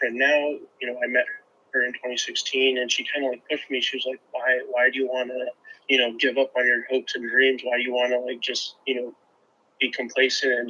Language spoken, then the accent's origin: English; Sacramento, California, United States; now in Ohio, United States; I grew up in California, Sacramento, and he was right down the road from where we lived